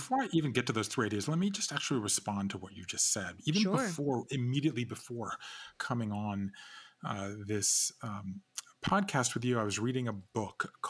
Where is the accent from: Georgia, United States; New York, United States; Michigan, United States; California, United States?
Georgia, United States; moved away as an adult; also born or lived in Japan; I grew up in Georgia and I left there